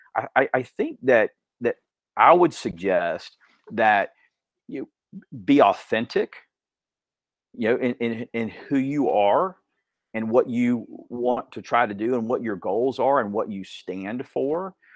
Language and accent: English; Dalton, Georgia, United States; also born or lived in Athens, Georgia; I was b-, born actually in Athens, Athens, Georgia. Um, w, we moved around a couple of times, but ultimately, you really grew up in Dalton.